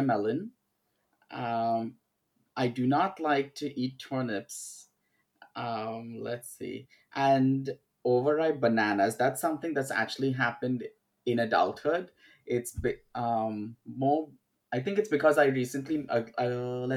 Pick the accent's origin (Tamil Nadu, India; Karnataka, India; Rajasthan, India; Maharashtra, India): Maharashtra, India; Mumbai; I was born and brought up in Bombay, India, which is now called Mumbai.